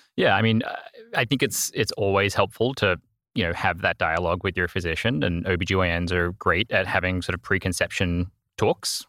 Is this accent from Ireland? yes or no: no; Australia; accent: Australian; moved away as an adult; also born or lived in Northern Virginia / Vermont; now in Miami, United States; I'm originally Australian, if you pick up an accent, that's where I'm from.